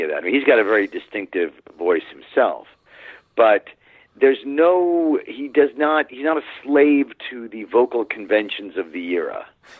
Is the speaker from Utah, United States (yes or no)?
no; Queens, New York, United States; I'm from Queens, which is Mets, Jets.